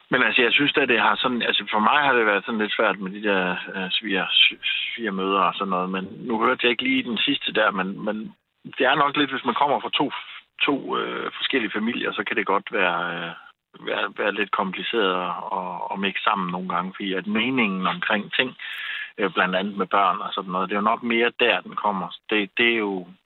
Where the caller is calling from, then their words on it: Køge, Zealand, Denmark; also born or lived in Nordsjælland; fra Sjælland af ved omkring øh, Køge